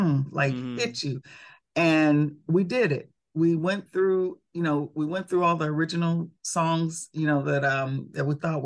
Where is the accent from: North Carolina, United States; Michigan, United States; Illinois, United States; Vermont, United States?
Illinois, United States; Chicago; born there; because I was born in Chicago, that picture was taken at the House of Blues in Chicago.